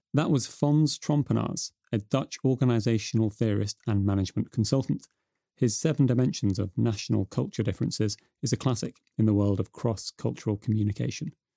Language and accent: English; United Kingdom; now in Denmark